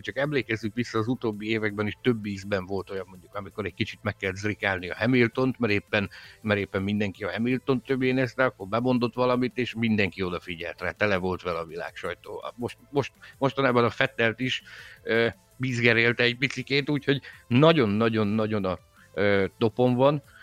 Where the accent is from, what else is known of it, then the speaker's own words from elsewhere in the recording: Szabolcs-Szatmár-Bereg, Hungary; mind a kettő Szabolcsból származunk